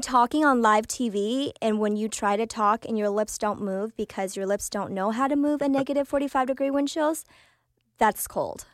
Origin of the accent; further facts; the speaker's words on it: Oklahoma City, Oklahoma, United States; English is a second language; also born or lived in Vietnam; I grew up in Oklahoma City, went to school uh, in Putnam City District